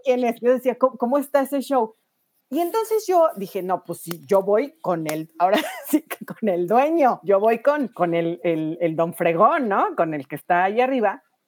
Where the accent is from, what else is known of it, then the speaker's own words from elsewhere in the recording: Mexico City, Mexico; soy de la Ciudad de México